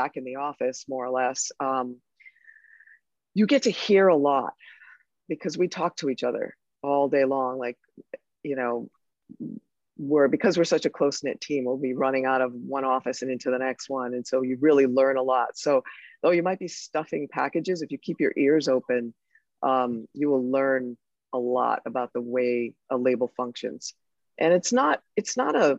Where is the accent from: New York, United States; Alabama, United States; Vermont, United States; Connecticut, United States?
Connecticut, United States; I'm from Connecticut